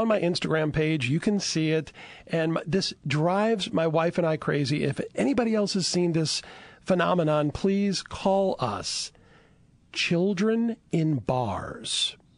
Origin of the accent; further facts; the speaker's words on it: Chalmette, Louisiana, United States; I'm originally from Chalmette